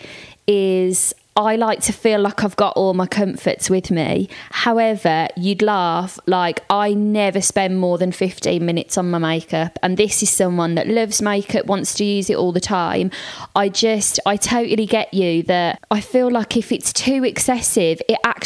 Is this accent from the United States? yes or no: no; Birmingham, West Midlands, United Kingdom; also born or lived in Liverpool; I'm from Birmingham, went to uni in Liverpool